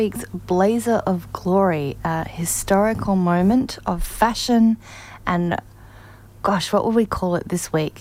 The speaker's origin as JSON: {"language": "English", "town": "Canberra", "region": "Australian Capital Territory", "country": "Australia", "tie": "born or raised there", "said": "I grew up in Canberra, Australia"}